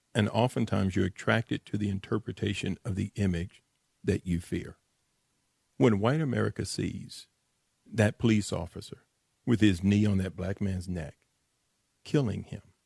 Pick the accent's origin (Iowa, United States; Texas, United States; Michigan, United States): Texas, United States; Dallas; I'm from the Grove